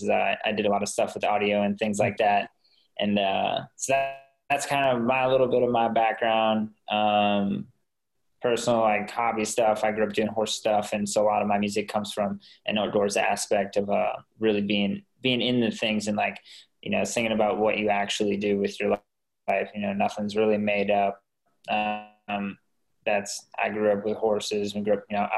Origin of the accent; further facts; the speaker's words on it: northern Minnesota, United States; moved away; I'm originally from the top of Minnesota